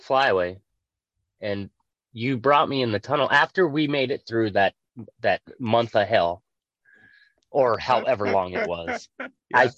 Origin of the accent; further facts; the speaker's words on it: Las Vegas, Nevada, United States; I grew up in Vegas.